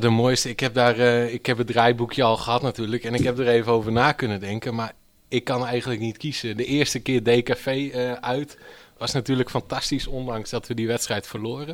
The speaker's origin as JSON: {"language": "Dutch", "town": "Stiens", "region": "Friesland", "country": "Netherlands", "said": "ik kom uit Stiens"}